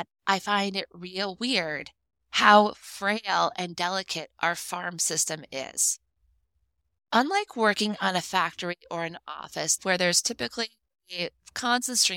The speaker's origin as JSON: {"language": "English", "country": "United States"}